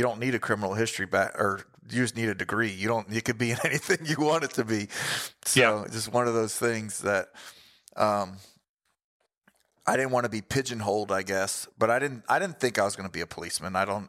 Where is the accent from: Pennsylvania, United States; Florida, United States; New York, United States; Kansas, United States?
Florida, United States; also born or lived in Missouri; I'm from Florida